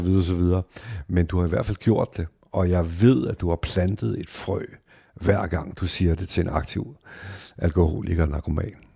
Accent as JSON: {"language": "Danish", "country": "Denmark", "tie": "born or raised there", "said": "De venner, jeg voksede op med ude i Værveparken"}